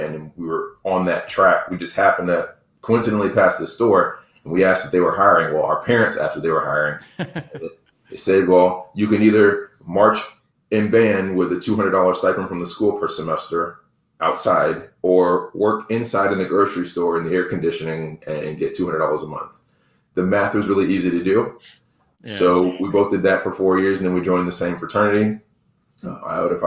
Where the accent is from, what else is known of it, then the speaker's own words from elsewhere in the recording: DeKalb County and Rockdale County, Georgia, United States; when we moved from DeKalb County to Rockdale County